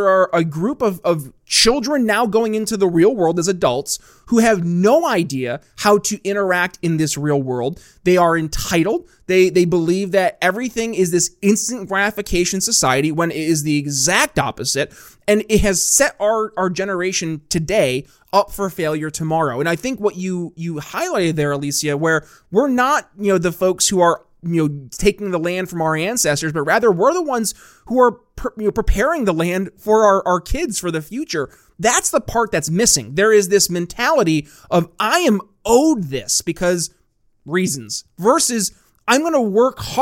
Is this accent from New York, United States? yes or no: yes; Northern New York State, United States; moved away; also born or lived in Philadelphia; I grew up in Northern New York State, not New York City